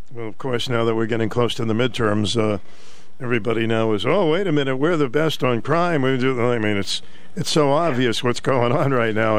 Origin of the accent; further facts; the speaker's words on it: Boston, Massachusetts, United States; When I grew up in Boston